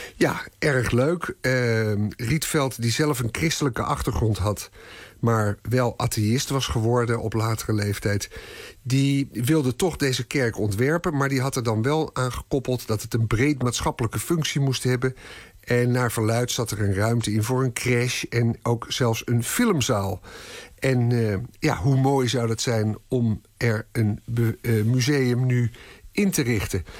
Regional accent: Amsterdam, North Holland, Netherlands; ik ben een echte Amsterdammer

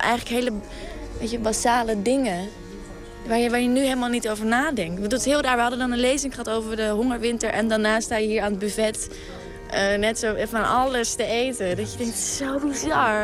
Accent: Friesland, Netherlands; Ik kom uit Friesland en mijn opa en oma dus ook

